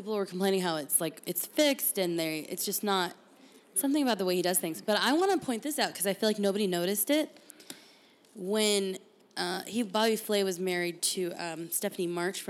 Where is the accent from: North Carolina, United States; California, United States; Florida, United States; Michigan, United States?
California, United States; San Diego; now in Arizona, United States; I'm from San Diego originally